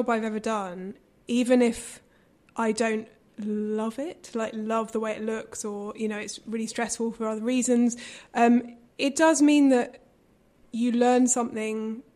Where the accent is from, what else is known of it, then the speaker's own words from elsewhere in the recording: London, United Kingdom; I grew up in London, mm-hmm, in kind of inner city London